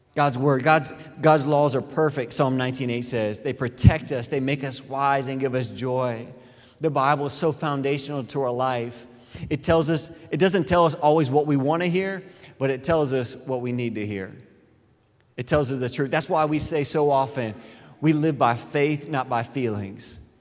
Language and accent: English; Clearwater, Florida, United States; I grew up in Clearwater